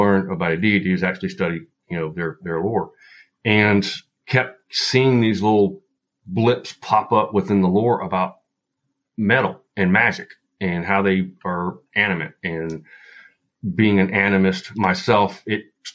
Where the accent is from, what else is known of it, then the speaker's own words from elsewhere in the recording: Appalachia, western North Carolina, United States; also born or lived in Utah; I am in the foothills of North Carolina, and I grew up western North Carolina, deep Appalachia. So my accent may kind of wander here a bit